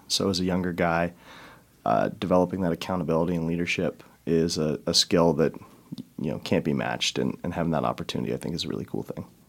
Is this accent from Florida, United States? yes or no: no; Chicago, Illinois, United States; moved away as an adult; also born or lived in Denver, Colorado; now in Sioux Falls, United States; I'm originally from Denver, went to high school in Chicago